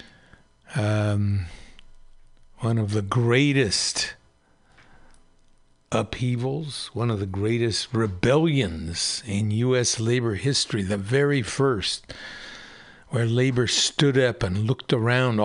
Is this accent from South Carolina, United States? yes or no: no; Pacifica, California, United States; my hometown newspaper in Pacifica